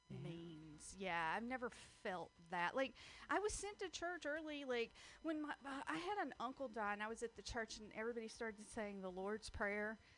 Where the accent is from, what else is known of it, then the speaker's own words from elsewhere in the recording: the South, United States; Well, no, because I was raised in the South and girls are taught to be stupid.